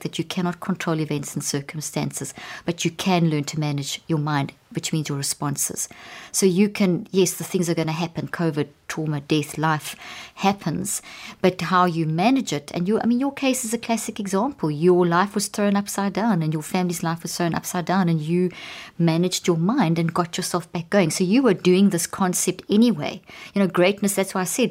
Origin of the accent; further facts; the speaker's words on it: South Africa; moved away; also born or lived in Zimbabwe; I was born in Zimbabwe and grew up in South Africa